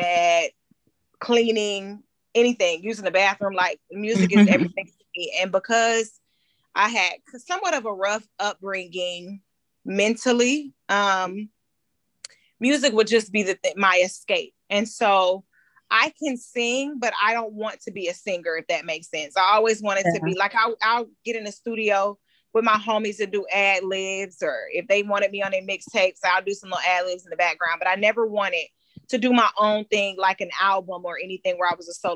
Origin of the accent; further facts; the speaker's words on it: Stockbridge, Georgia, United States; I grew up in Stockbridge, Henry County area